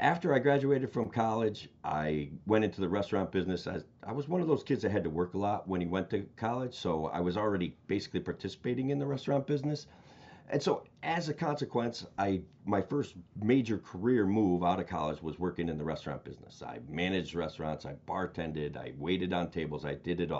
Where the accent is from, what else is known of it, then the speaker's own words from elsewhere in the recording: Oneonta, New York, United States; also born or lived in Binghamton, New York; I'm a resident of Central New York my entire life. I grew up in Oneonta, New York, which is a small town near Cooperstown.